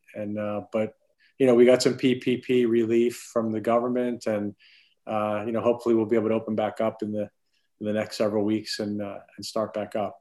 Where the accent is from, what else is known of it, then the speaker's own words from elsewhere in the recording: Clearwater, Florida, United States; I grew up in Florida, primarily Clearwater, Florida.